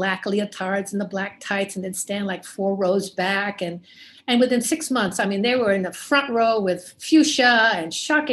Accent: San Juan, Puerto Rico; also born or lived in Europe / Italy; I was born in San Juan, Puerto Rico. I'm Puerto Rican.

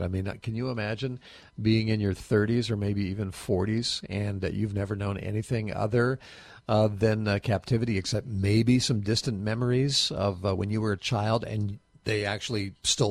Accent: United States; I was born in the United States of America

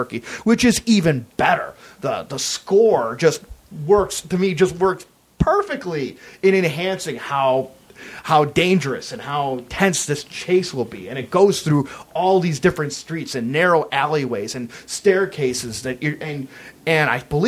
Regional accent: United States; as an American

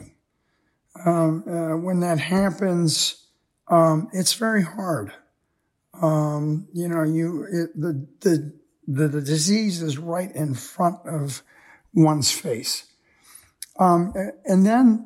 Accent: United States; Most of us growing up in America

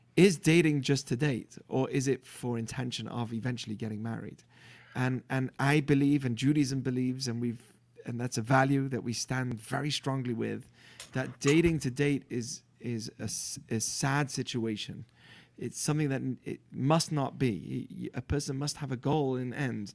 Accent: Manchester, North West England, United Kingdom; moved away as an adult; also born or lived in Israel; I'm from England, born in Manchester, U K. Uh, grew up in a religious Jewish family.

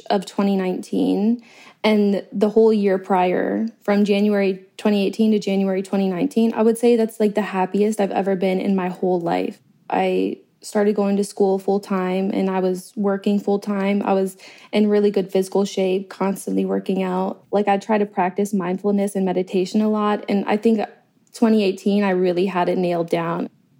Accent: Massillon, Ohio, United States; moved away as an adult; also born or lived in Las Vegas; I'm from Massillon, Ohio. The education isn't the best. A lot of drug issues in the town and in the county in general. So just best to get out of there, you know, this small town fever.

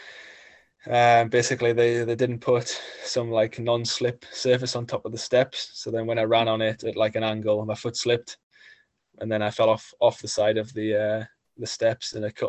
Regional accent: Gateshead, North East England, United Kingdom; there was a stage finishing in my hometown

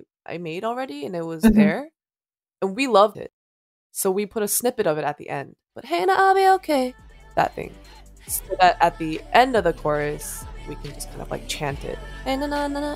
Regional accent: South Korea; Was born and raised in Korea

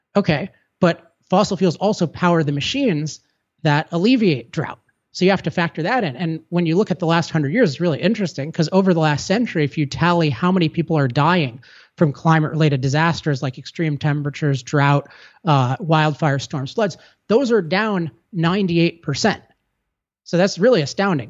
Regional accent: California, United States; I'm from California

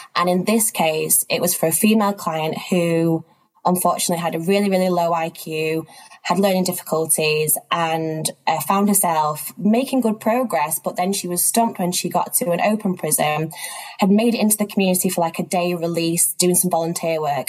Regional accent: Manchester, North West England, United Kingdom; moved away as an adult; also born or lived in East Africa; now in London, United Kingdom; I'm from Manchester in the UK, but I actually live and work between London and areas of East Africa. Um, I grew up up here

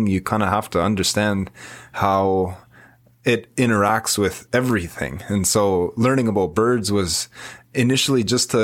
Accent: Wikwemikong, Ontario, Canada; I'm from Wiquemkong on Manitoulin Island. That's where I was born and raised

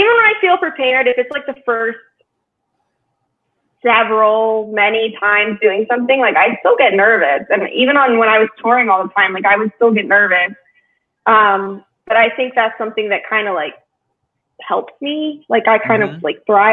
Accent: Pittsburgh, Pennsylvania, United States; my hometown show in Pittsburgh

